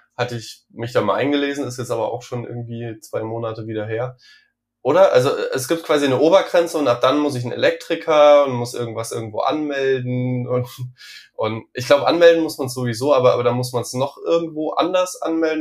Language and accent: German; Saarland, Germany; Ich komme ja aus dem Saarland